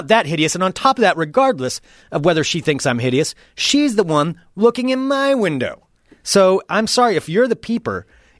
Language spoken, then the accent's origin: English; United States; It's my God-given right. I'm an American. I can look out my window if I want to.